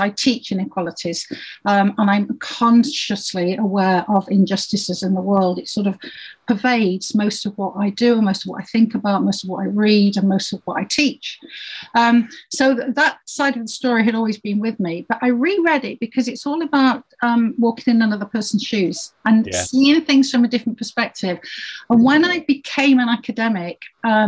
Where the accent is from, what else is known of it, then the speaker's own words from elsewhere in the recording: Yorkshire and the Humber, United Kingdom; I grew up in Yorkshire